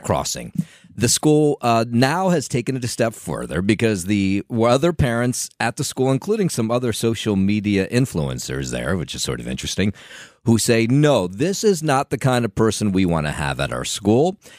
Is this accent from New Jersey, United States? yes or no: yes; Trenton, New Jersey, United States; I grew up in Trenton, and, uh, Trenton, if you're not familiar, is the capital city of New Jersey